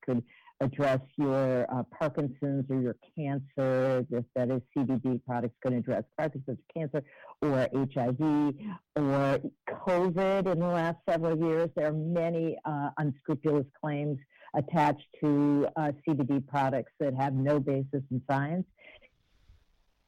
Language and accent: English; Minneapolis, Minnesota, United States; I was raised in Minneapolis, Minnesota